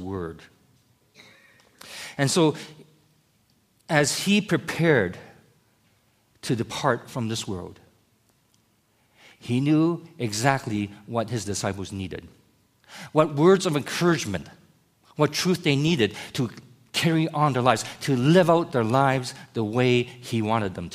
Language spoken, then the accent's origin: English; United States; moved away as an adult; I, as an American, a North American